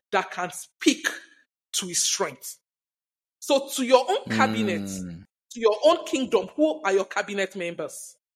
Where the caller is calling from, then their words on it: Nigeria; I'm currently speaking from Nigeria. For a long while, we've been battling terrorism and all of that.